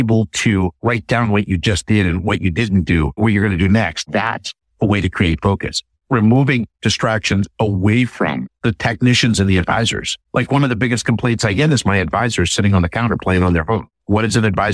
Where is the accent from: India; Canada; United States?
United States; Northeast; I'm from the Northeast